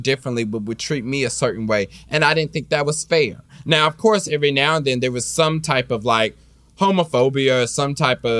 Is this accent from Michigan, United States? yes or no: no; Kansas City, Missouri, United States; now in Los Angeles, United States; I was raised in Kansas City, so I was raised in the Baptist church